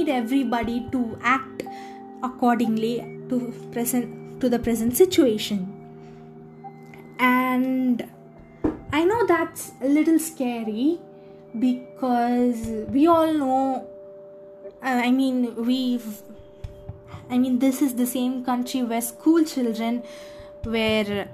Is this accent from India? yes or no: yes; India